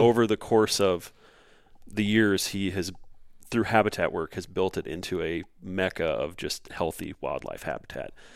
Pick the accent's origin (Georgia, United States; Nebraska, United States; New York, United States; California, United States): Nebraska, United States; Southeast; moved away as an adult; also born or lived in Kingston, Ontario; now in Minnesota, United States; I grew up in Southeast Nebraska, uh, right where the Platte Dumpson and the Missouri River is what I always tell people